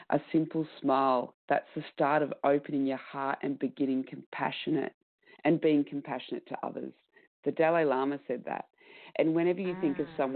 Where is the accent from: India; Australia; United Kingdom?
Australia; accent: Australian; It's okay, my Australian accent.